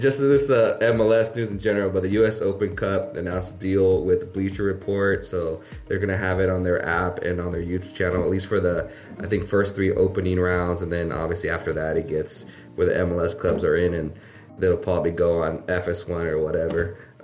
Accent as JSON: {"language": "English", "town": "Atlanta", "region": "Georgia", "country": "United States", "said": "No, we're from Atlanta."}